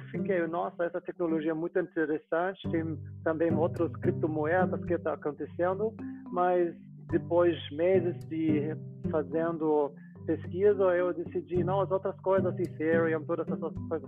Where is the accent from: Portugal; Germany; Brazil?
Germany; Munich, Bavaria; Portuguese is a second language; eu sou da, da Alemanha, de Munique